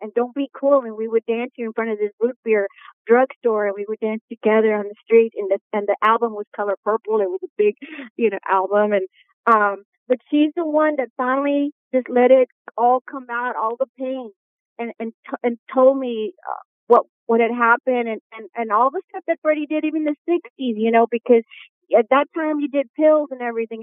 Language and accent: English; New Orleans, Louisiana, United States; that's how I was raised in New Orleans